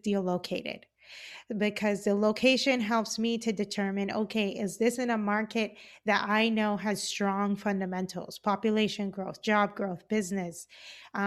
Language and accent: English; Cayman Islands; moved away; I am originally from the Cayman Islands. I grew up in Grand Cayman.